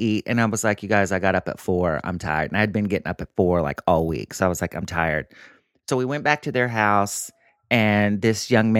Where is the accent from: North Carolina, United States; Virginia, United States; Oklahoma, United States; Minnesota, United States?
Oklahoma, United States; McAlester; Which is where my hometown is. They finally got one.